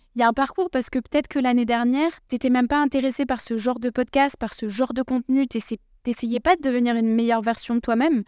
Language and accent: French; Bordeaux, Nouvelle-Aquitaine, France; J'ai grandi à Bordeaux